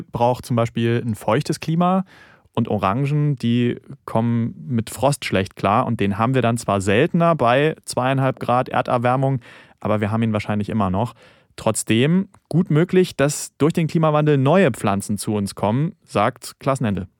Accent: Germany; wir haben in Deutschland

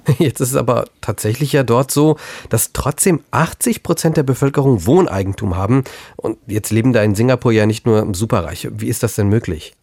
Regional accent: Germany; hier bei uns in Deutschland

